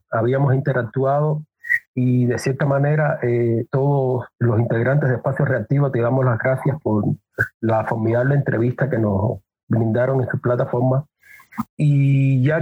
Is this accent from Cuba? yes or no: yes; Cuba; now in Ecuador; fue cuando arribé mm. aquí a Ecuador, salí de Cuba.